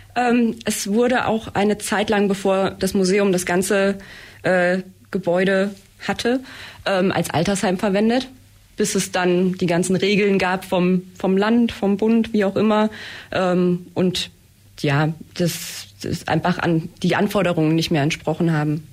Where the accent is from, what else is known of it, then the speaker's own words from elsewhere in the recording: near Eisenach, Thuringia, Germany; moved away as an adult; now in Blaubeuren, Germany; ich komme aus der Nähe von Eisenach in Thüringen und ähm, ja, bin nach der Schule hierher gezogen